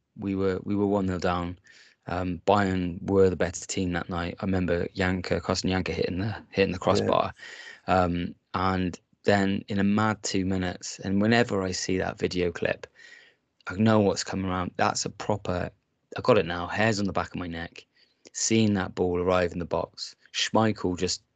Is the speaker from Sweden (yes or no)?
no; England, United Kingdom; I'm English myself